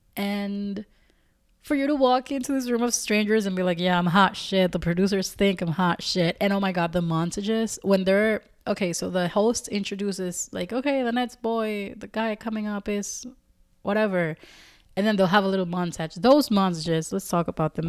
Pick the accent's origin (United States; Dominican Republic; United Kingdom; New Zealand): Dominican Republic; I'm not from Puerto Rico, but they're my neighbors. I'm Dominican